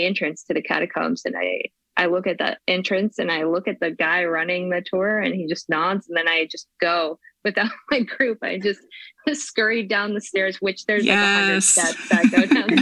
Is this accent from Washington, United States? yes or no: yes; Spokane, Washington, United States; here in my hometown of Spokane